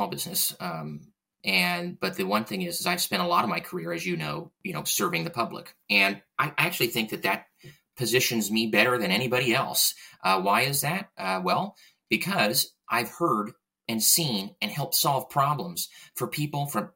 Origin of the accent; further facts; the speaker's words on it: East County, San Diego, California, United States; I was born and raised in East County.